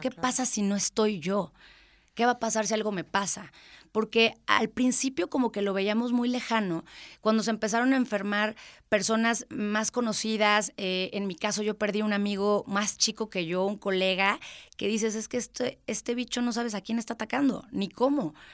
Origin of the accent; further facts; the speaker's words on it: Querétaro, Mexico; yo soy orgullosamente queretana. Este, mis papás no son queretanos, pero yo soy totalmente queretana